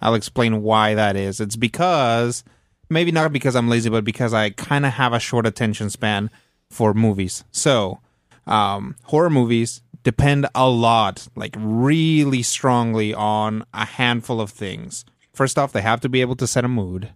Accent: Mexico; moved away; I grew up in Mexico, so I watched Plaza Sésamo

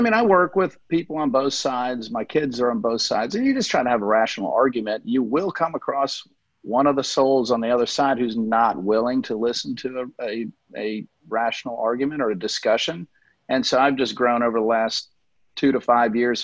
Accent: Memphis, Tennessee, United States; also born or lived in Canada; now in Sarasota, United States; I grew up in Memphis, Tennessee

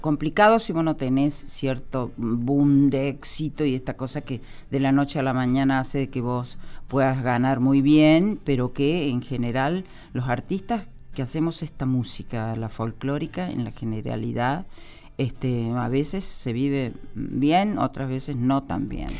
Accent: Villa Tulumba, Córdoba, Argentina; now in Buenos Aires, Argentina; Volví donde nací, en Tulumba, la de Departamento Tulumba

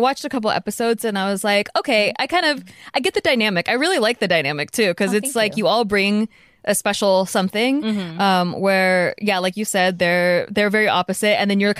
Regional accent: United States; I grew up in America.

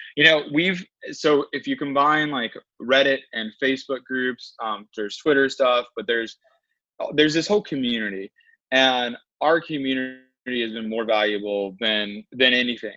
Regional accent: Winston-Salem, North Carolina, United States; moved away as an adult; also born or lived in Charlotte, North Carolina / Blacksburg, Virginia; now in San Francisco, United States; I'm originally from Winston Salem, and I lived in Charlotte for a while

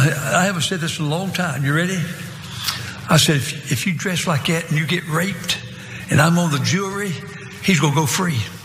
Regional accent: Martinsville, Virginia, United States; I was raised in Martinsville, Virginia, partly known as Boxfield, North Carolina

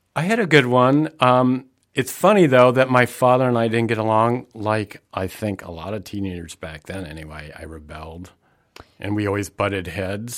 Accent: the Midwest, Indiana, United States; I grew up in the Midwest

